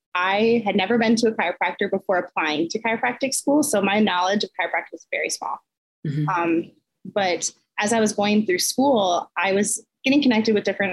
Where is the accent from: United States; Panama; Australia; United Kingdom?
United States; Southwestern Minnesota; also born or lived in Twin Cities, Minnesota; I'm originally from Southwestern Minnesota, actually a really small town. And I grew up on a farm there.